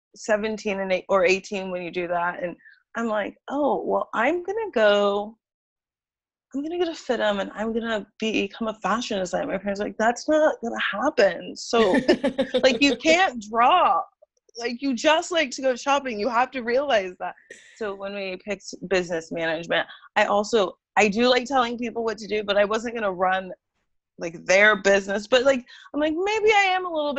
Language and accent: English; Arroyo Grande, California, United States; moved away as an adult; now in Los Angeles, United States; I grew up in like Pismo Beach area. It's Aurora Grande, California